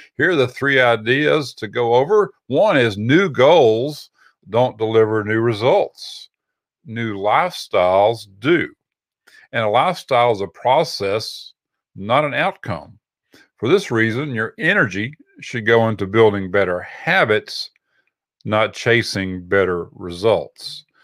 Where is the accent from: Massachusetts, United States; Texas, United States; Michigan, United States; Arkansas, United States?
Texas, United States; we're from Texas